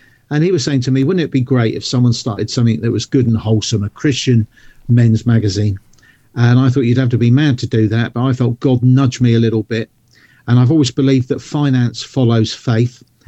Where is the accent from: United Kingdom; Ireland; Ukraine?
United Kingdom; South Coast of England; I'm not from London, I'm from the South Coast